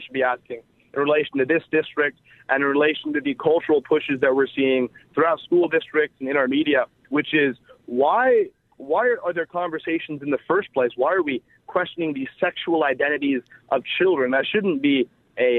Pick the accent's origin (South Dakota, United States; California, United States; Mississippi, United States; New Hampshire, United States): California, United States; Silicon Valley; moved away as an adult; now in Los Angeles, United States; I grew up in the Silicon Valley, which is obviously a very liberal part of a very liberal state